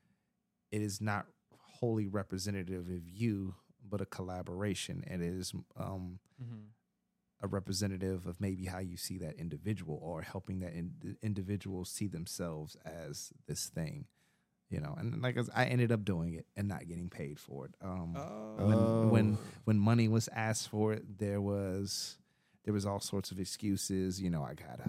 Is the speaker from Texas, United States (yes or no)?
yes; Texas, United States; moved away; I grew up in Texas